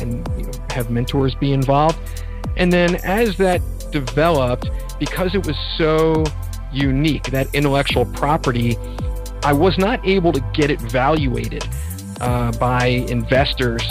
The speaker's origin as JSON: {"language": "English", "town": "Philadelphia", "region": "Pennsylvania", "country": "United States", "tie": "born or raised there", "said": "mainly in and around Philadelphia, and spent my summers in Northern Ontario"}